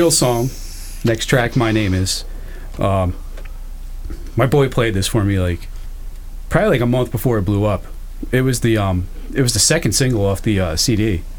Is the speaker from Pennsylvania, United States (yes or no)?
no; Cherry Hill, New Jersey, United States; My buddy was up on … that I grew up with in Cherry Hill.